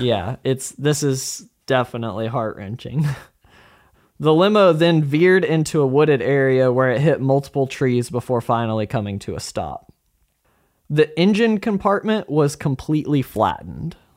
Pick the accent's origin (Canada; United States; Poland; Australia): United States; Arkansas; we're from Arkansas